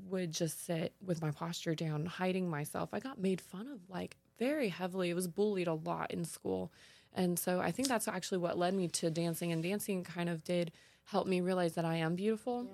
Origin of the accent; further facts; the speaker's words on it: California, United States; growing up in California, I was surrounded by beautiful tan blonde girls